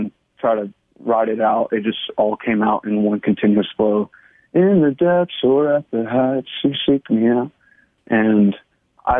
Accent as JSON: {"language": "English", "town": "Texarkana", "region": "Texas", "country": "United States", "tie": "born or raised there", "moved": "as an adult", "lives_now": "Dallas, United States", "said": "I moved here to Dallas from Texarkana, Texas, my hometown"}